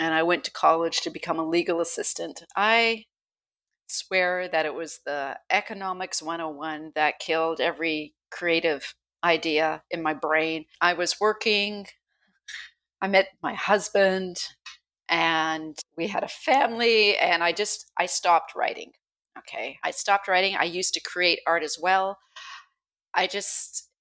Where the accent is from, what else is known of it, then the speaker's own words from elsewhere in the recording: Vancouver Island, British Columbia, Canada; I was born and raised on Vancouver Island